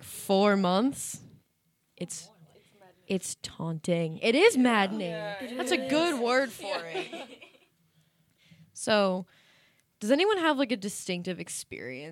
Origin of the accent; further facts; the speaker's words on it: New Hampshire, United States; I'm from New Hampshire